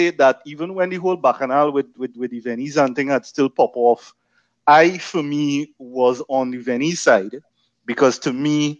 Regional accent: Cedros, Siparia, Trinidad & Tobago; born or raised there

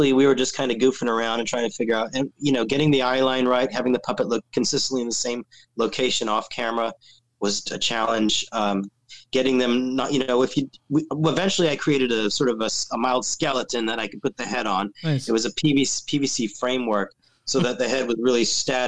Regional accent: California, United States; I'm from California

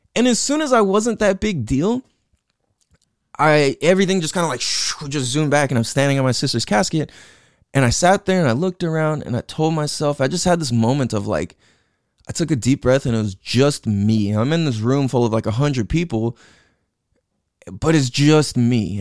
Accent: San Diego, California, United States; also born or lived in Hawaii / Imperial Beach, California / Clairemont, San Diego; I grew up in San Diego, California, and grew up in Mira Mesa, Mecca Town

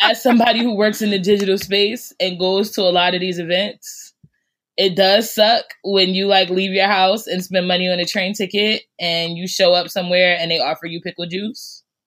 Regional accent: Newark, New Jersey, United States; also born or lived in Irvington, New Jersey; I grew up in Newark and Irvington

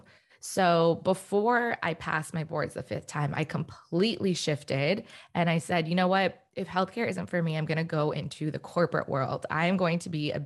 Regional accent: DC area, Northern Virginia, United States; also born or lived in Richmond, Virginia; now in Los Angeles, United States; I am originally actually from the East Coast. So right now I'm living in Los Angeles, but I'm from the Northern Virginia, DC area

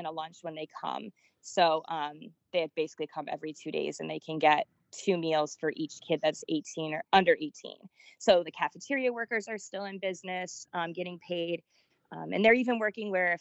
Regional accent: Naples, Florida, United States; also born or lived in Lee County, Florida; I was born in Collyer County. I'm a true Naples snob

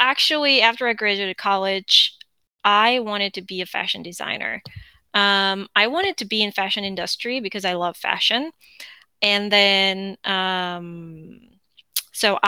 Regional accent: South Korea; English is a second language; moved away as an adult; now in United States

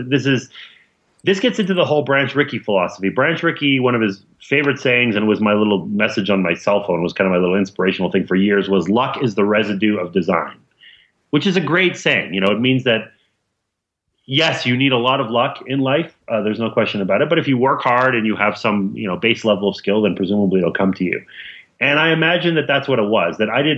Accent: Montreal, Quebec, Canada; I grew up in Montreal.

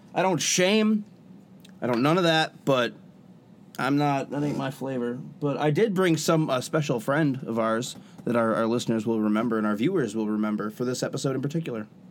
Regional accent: United States; accent: American; I speak American.

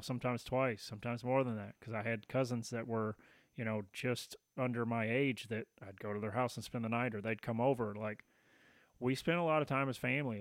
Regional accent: Tennessee, United States; I grew up in Tennessee

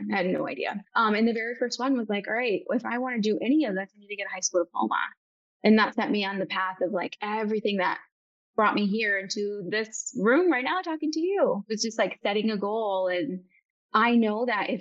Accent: Bay City, Michigan, United States; I'm from Bay City, Michigan.

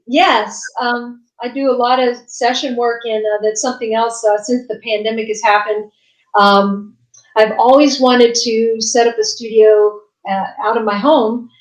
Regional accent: West Virginia, United States; now in Nashville, United States; I'm originally from West Virginia

